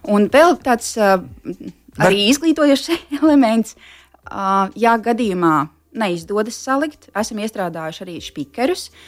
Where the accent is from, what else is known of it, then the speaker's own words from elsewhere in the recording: near Smiltene, northern Vidzeme, Latvia; Tā ir mana dzimtā puse, uh, netālu no smiltenes, ziemeļvidzemē